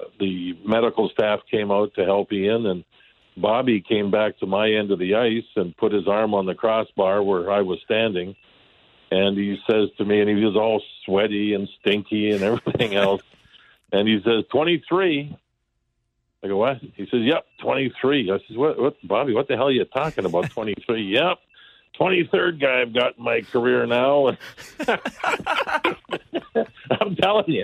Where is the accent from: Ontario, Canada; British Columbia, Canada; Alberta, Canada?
Alberta, Canada; Calgary; moved away as an adult; now in St. Louis, United States; I was 19 years old, and I came from Calgary, Alberta.